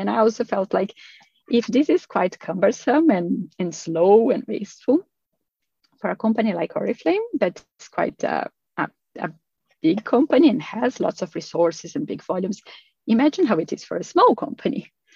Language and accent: English; Brazil; moved away as an adult; also born or lived in Australia; now in Sweden; I'm originally from Brazil. Um, but I have been living here in Sweden for 13 and a half years